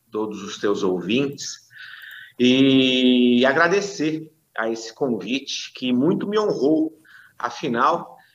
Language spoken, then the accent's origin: Portuguese; São Paulo, Brazil; eu sou natural de São Paulo.